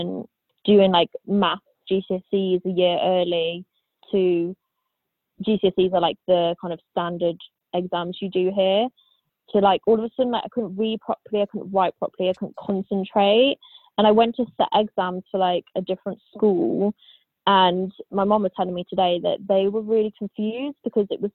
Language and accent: English; Staffordshire, West Midlands, United Kingdom; I am from England in the UK, specifically from Staffordshire, which is basically in the Midlands